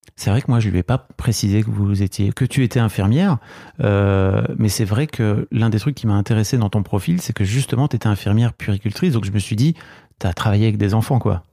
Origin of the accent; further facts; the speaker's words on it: the North, Hauts-de-France, France; nous on vient du Nord